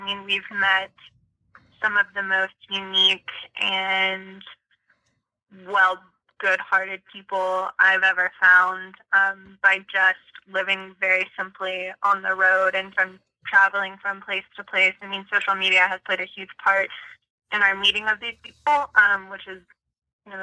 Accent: Destin, Florida, United States; our hometown, which is on the Gulf Coast in Florida, it's one of the most beautiful places I've ever seen and ever been. It's the ocean, and it's where I was born

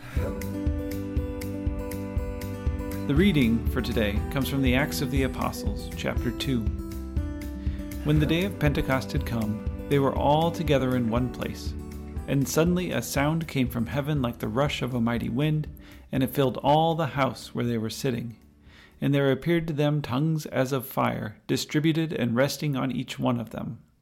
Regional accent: United States; as an American

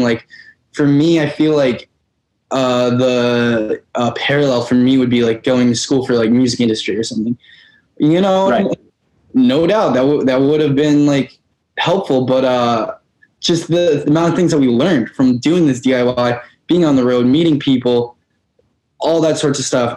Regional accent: Albany, New York, United States; where I grew up in Albany, New York

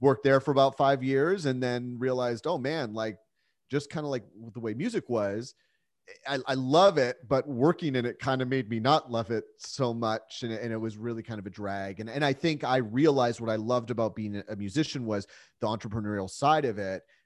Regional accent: San Diego, California, United States; also born or lived in Calgary, Alberta, Canada; I was born in Calgary, Alberta. That's where my parents met, but, uh, luckily my parents moved us down to San Diego when I was about four

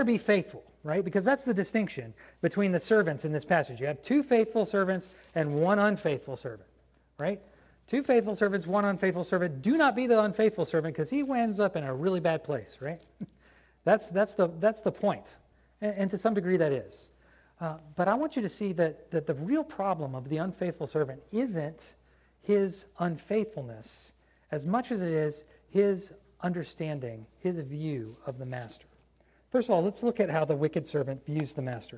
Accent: United States; I'm an American

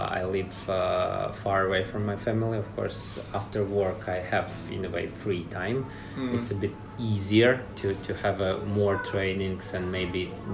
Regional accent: Riga, Latvia; moved away as an adult; now in Helsinki, Finland; originally I'm from Latvia, Riga.

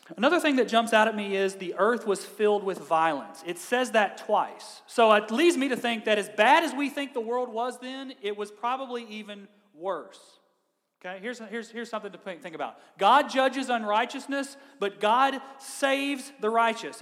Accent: Kentucky, United States; i am from Kentucky

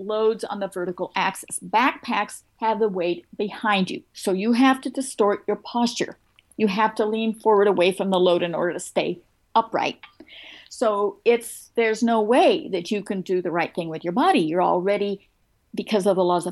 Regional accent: Oregon, United States; moved away; also born or lived in North Carolina; I came from Oregon. I went to University of Oregon.

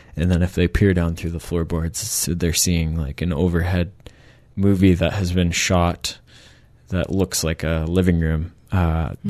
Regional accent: Michigan, United States; moved away as an adult; also born or lived in Canada; now in Victoria, Canada; I'm from Michigan originally, mm-hmm. uh, from the states, and moved to Canada in 2007 uh, to do my undergrad.

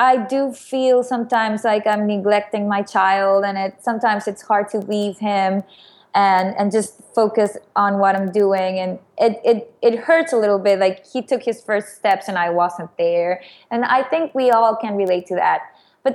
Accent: Mexico; moved away; I'm originally from Mexico

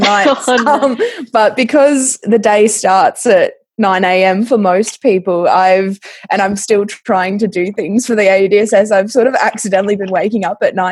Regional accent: Mount Gambier, South Australia, Australia; I grew up in Mount Gambier

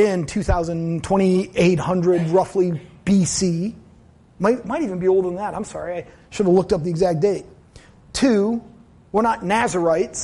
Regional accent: United States; As Americans

